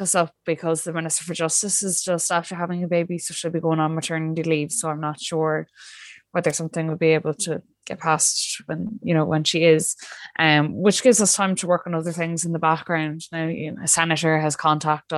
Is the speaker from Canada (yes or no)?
no; Ireland; as Irish people